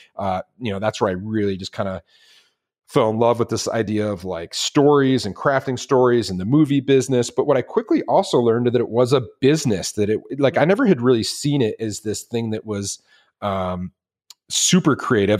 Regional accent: Detroit, Michigan, United States; I grew up in Detroit

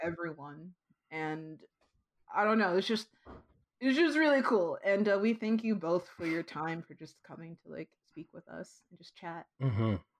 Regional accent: Midwest, United States; now in California, United States; I'm from the Midwest

